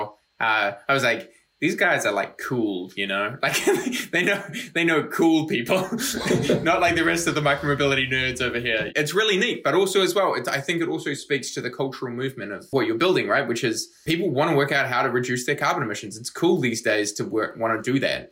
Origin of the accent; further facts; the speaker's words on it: New Zealand; moved away; also born or lived in United States; I'm from New Zealand, lived in the States, a bunch of other places